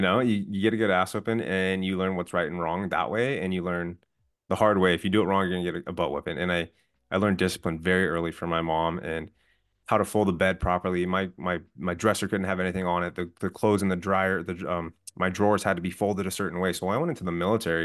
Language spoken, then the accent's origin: English; outside of LA, Southern California, United States; also born or lived in San Diego; I'm originally from Southern California, grew up side, outside of L